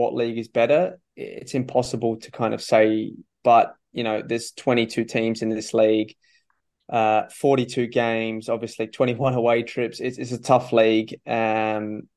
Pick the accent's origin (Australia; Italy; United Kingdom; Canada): Australia; Adelaide, South Australia; moved away as an adult; also born or lived in Netherlands / Japan; Adelaide United, my hometown team